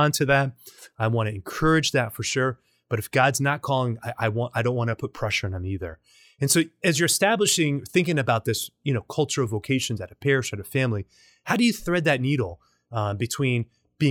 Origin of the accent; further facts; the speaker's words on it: Nicaragua; now in Louisiana, United States; I'm from Nicaragua. I'm Hispanic